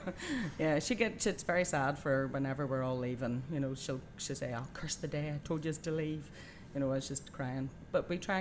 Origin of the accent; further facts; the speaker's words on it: Belfast, Northern Ireland, United Kingdom; Yeah, we grew up during the troubles, and I have four sis